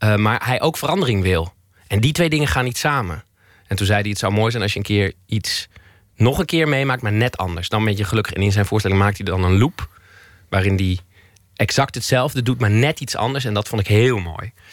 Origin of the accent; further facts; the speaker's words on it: Twello, Gelderland, Netherlands; moved away; ik ben opgegroeid in Twello, tussen, in de weilanden.